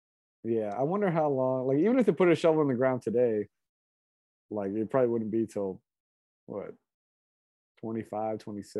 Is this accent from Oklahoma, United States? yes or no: no; Moraga, California, United States; also born or lived in Alameda; I grew up in Alameda till I was 6, and I grew up in Moraga